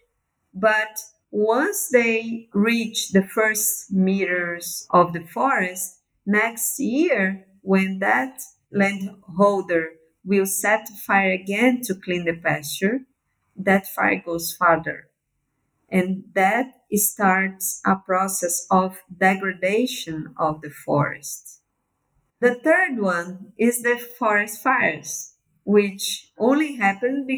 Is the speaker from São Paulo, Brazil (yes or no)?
no; Belém, Pará, Brazil; I'm from the Amazon. So I was born in Belém, which is one of the biggest cities of the Amazon